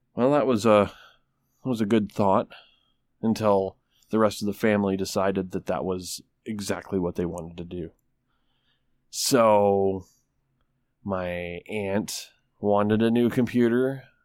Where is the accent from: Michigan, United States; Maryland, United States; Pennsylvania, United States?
Michigan, United States; Traverse City; now in Tulsa, United States; right around Traverse City, Michigan, it's my hometown